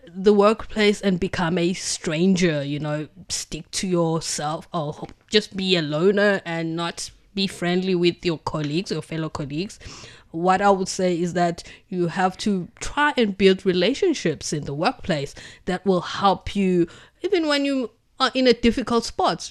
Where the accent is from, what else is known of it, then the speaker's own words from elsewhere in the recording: Durban, KwaZulu-Natal, South Africa; now in Beijing, China; I come from Durban in South Africa, which is a coastal city on the east coast of South Africa